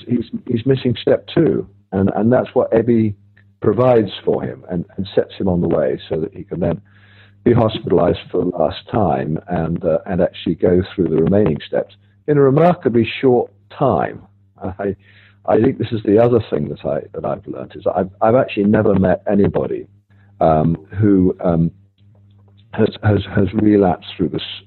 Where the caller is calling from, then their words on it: Rome, Lazio, Italy; I'm calling from Rome. It's very early morning here